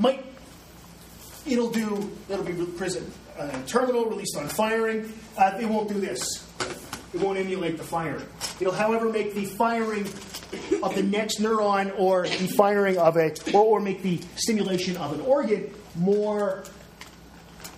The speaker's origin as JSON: {"language": "English", "country": "Canada", "said": "I tend to go back and forth because I'm Canadian"}